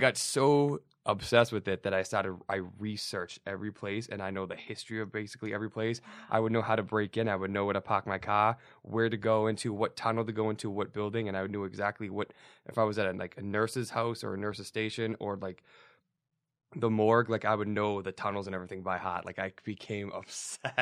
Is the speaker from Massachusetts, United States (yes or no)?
yes; Somerville, Massachusetts, United States; I grew up in Somerville